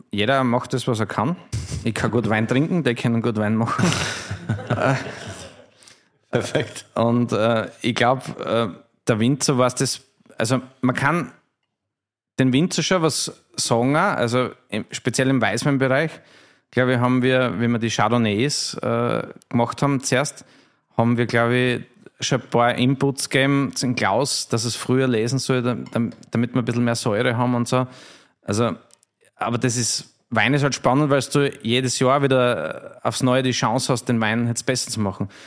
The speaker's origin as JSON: {"language": "German", "region": "Styria", "country": "Austria", "said": "Und wenn du als Steirer bist natürlich stolz auf unser Weinbaugebiet"}